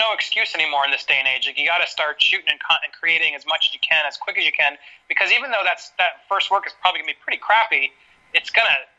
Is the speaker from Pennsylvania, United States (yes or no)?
yes; Philadelphia, Pennsylvania, United States; moved away as an adult; also born or lived in Los Angeles, California; now in Florida, United States; I grew up in Philadelphia, Pennsylvania, back in the day